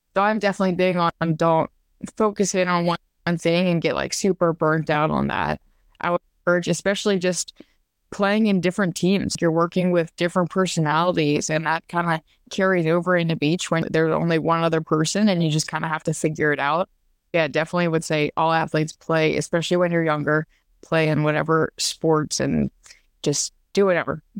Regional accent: Louisiana, United States; I'm from Louisiana, and I actually still trade in everything in Louisiana, which that kind of means a lot to me 'cause I get to still be at home

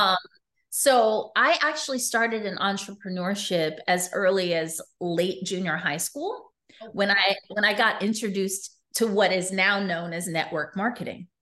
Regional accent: New York City, New York, United States; also born or lived in Las Vegas, Nevada; I was raised in New York City

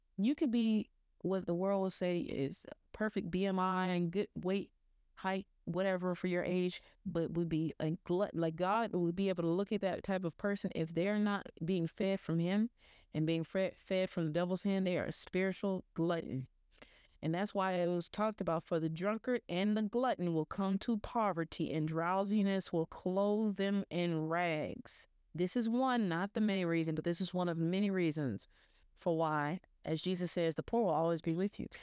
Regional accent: the South, United States; I'm from the South

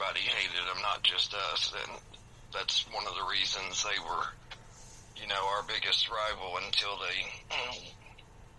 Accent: Kentucky, United States; I am from Kentucky, and that's where I'm at right now.

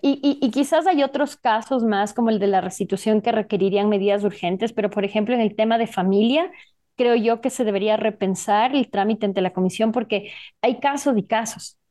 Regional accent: Ecuador; aquí en mi país, Ecuador

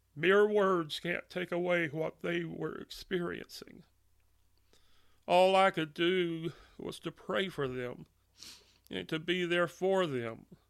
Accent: Monroe, Louisiana, United States; I was born and raised in Monroe, Louisiana

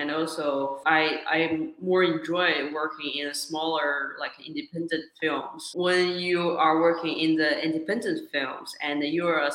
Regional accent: China; moved away as an adult; also born or lived in Australia; now in Los Angeles, United States; originally I'm from China. So I was born in China and I went to Australia for, like I said, undergrad study

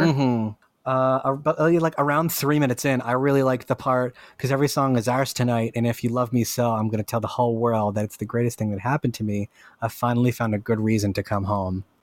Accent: Lynn, Massachusetts, United States; I'm from Lynn

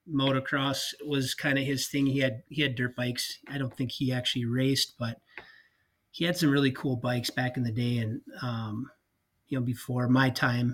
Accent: Cross Lake, Minnesota, United States; I grew up right in Cross Lake, Minnesota. So it's central Minnesota

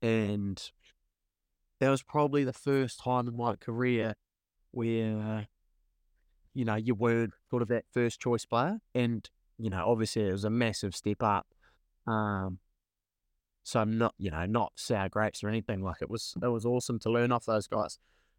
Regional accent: Canterbury, New Zealand; growing up, all my footy had been in Canterbury, whether it be growing up in Kaikwood, Boys High, Canterbury, you know, it was all red and black.

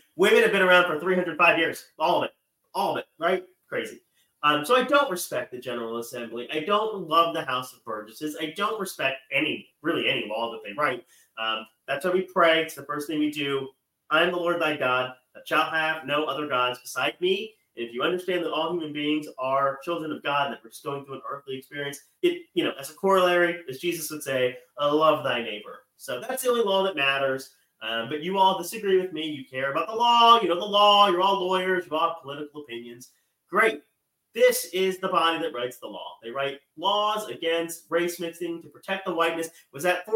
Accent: Maryland, United States; I'm from Maryland

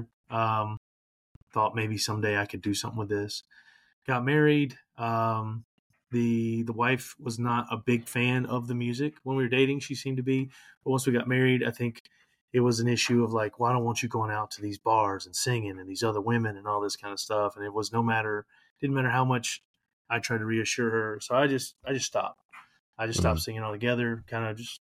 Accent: Louisiana, United States; now in Florida, United States; I'm originally from Louisiana

